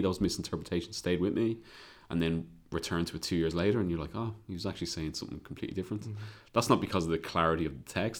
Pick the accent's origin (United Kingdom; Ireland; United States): Ireland; obviously I'm Irish